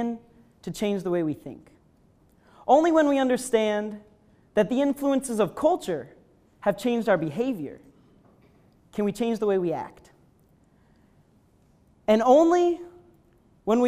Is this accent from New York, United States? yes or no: yes; upstate New York, United States; I'm from upstate New York